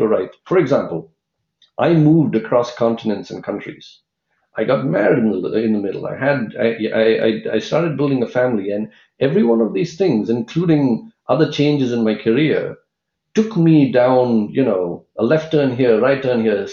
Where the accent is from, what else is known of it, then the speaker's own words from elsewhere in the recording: India; now in San Francisco Bay Area, United States; I grew up in India